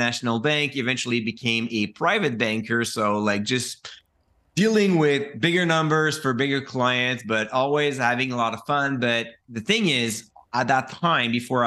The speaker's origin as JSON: {"language": "English", "region": "Quebec", "country": "Canada", "said": "I'm from Quebec"}